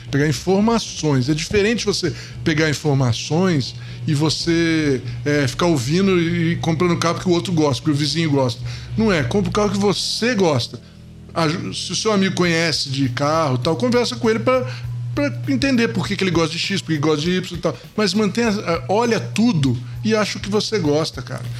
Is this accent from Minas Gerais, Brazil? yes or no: no; Niterói, Rio de Janeiro, Brazil; moved away as an adult; now in São Paulo, Brazil; eu eu não sou carioca, mas, mas fui criado no, em Niterói.